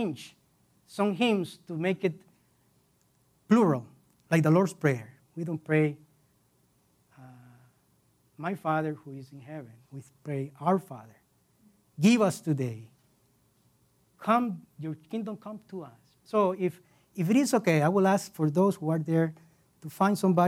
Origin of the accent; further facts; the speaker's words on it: Costa Rica; moved away as an adult; now in United States; I am originally from Costa Rica. 17 years ago, I came here